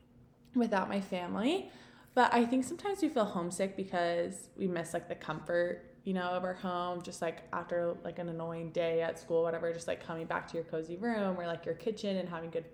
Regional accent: Texas, United States; moved away as an adult; also born or lived in Utah; I'm from Texas

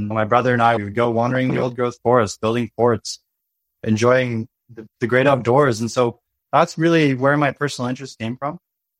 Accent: British Columbia, Canada; I grew up in British Columbia on a farm, about 200 acres in the Harmattan Valley. This valley surrounded by mountains and full of nature.

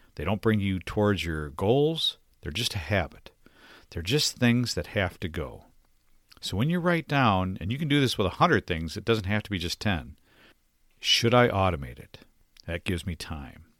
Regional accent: Detroit, Michigan, United States; also born or lived in Minnesota; My parents relocated to Detroit when I was young

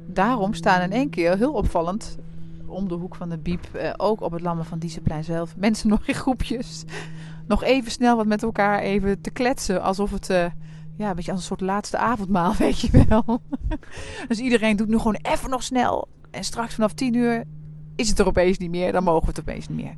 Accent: Deventer, Overijssel, Netherlands; Ik kom ook uit Deventer

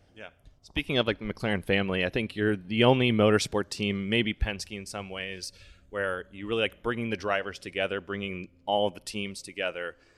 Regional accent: Indianapolis, Indiana, United States; I'm from Indianapolis, IndyCar fan at heart

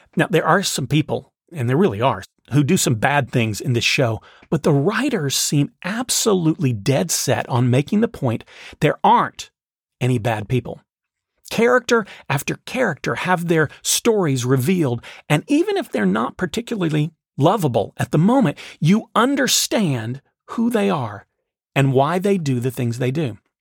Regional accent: the South, United States; the people I grew up with in the South

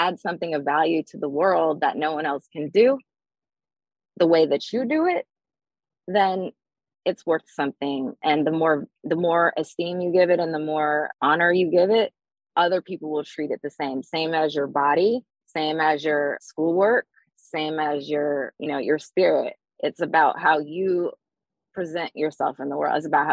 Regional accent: Durham, North Carolina, United States; moved away as an adult; I moved back to where I was raised in Durham.

